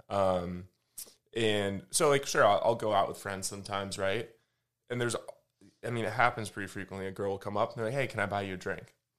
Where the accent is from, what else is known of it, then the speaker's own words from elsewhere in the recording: Michigan, United States; now in Austin, United States; I'm from, uh, from Michigan, live in Austin